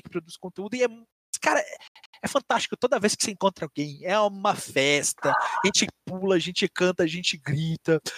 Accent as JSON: {"language": "Portuguese", "region": "Minas Gerais", "country": "Brazil", "said": "eu sou de Minas"}